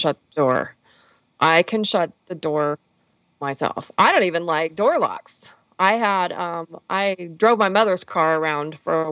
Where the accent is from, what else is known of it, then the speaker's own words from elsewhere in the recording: United States; I'm an American